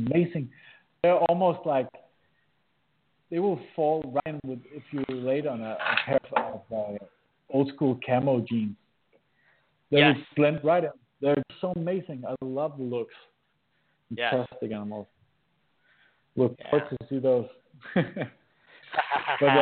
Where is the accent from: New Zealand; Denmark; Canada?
Denmark; accent: Danish; English is a second language; with a crappy Danish accent